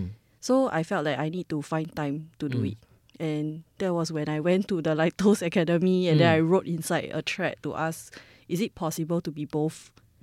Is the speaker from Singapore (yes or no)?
yes; Singapore